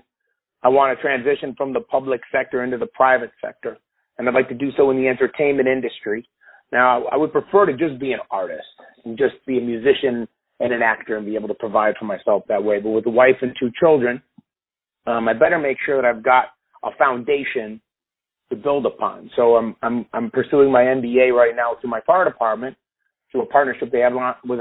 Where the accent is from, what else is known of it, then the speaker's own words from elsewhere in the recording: Chicago, Illinois, United States; I was born and raised in Chicago